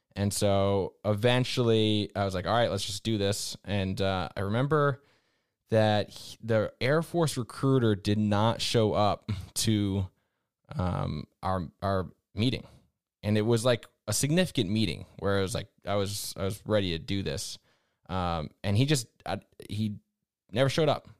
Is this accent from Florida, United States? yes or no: no; Vermont, United States; I grew up in New England, in Vermont specifically